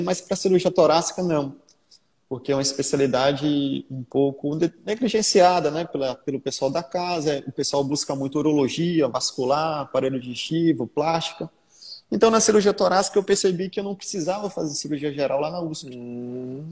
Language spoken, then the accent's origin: Portuguese; Salvador, Bahia, Brazil; eu sou soteropolitano, né? Então, nascido e criado aqui em Salvador.